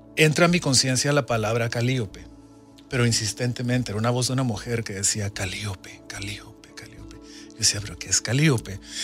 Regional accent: Guatemala; mi infancia en Centroamérica, de Guatemala, un país en guerra

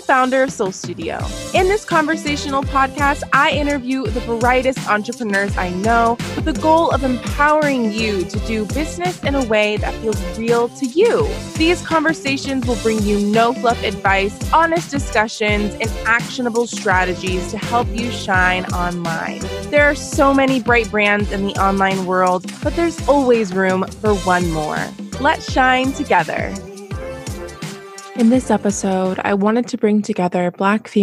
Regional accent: United States; growing up in America as a biracial Black woman

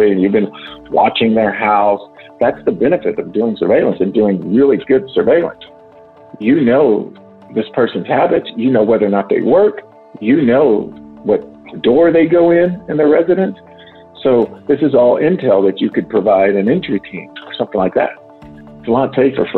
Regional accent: Texas, United States; accent: Southern twang; now in Washington, D.C. metro area, United States; I grew up in Texas

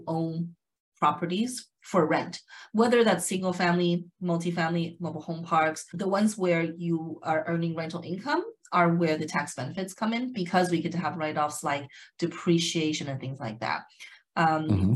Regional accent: Las Vegas, Nevada, United States; now in California, United States; I'm actually from Las Vegas originally, even though I'm based out of California, but I'm originally from Las Vegas, Nevada

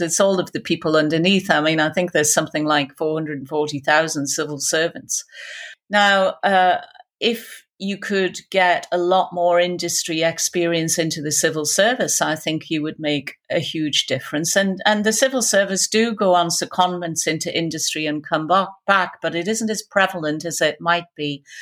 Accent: Newcastle upon Tyne, North East England, United Kingdom; accent: Geordie; with my Geordie accent

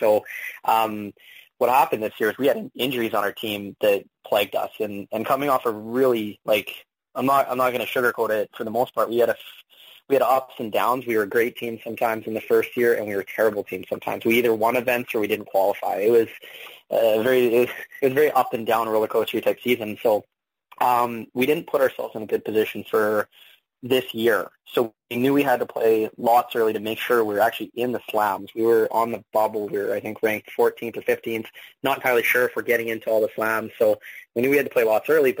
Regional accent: Alberta, Canada; now in Manitoba, Canada; I grew up in Alberta

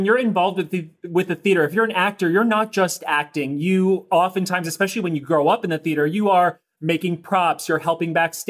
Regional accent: outside DC, Maryland, United States; born and raised right outside of DC in Maryland.

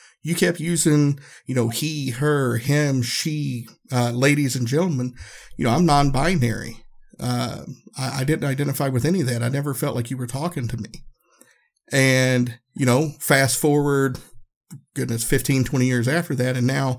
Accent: the South, United States; growing up in the South, we say y'all and folks and all that.

